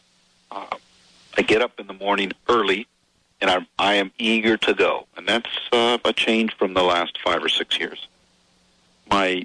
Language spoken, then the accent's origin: English; United States; also born or lived in Seattle, Washington / Portland; now in Louisiana, United States; I grew up in Seattle